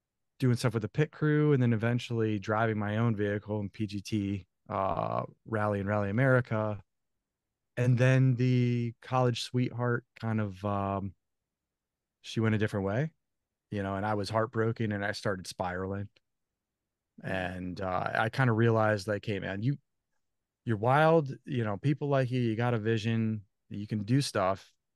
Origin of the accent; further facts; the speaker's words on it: Thomaston, Connecticut, United States; moved away; I grew up in a small little New England town, 8,000 people, Thomaston, Connecticut.